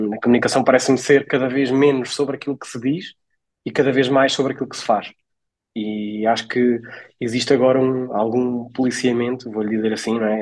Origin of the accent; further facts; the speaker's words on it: Portugal; also born or lived in Coimbra; de onde eu sou natural, que é a Nadia